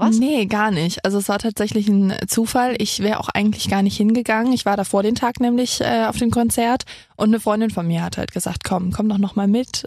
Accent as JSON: {"language": "German", "area": "near Cologne", "region": "North Rhine-Westphalia", "country": "Germany", "also_born_or_lived": "Saarbrücken", "said": "ich komme aus Köln, aus der Nähe von Köln"}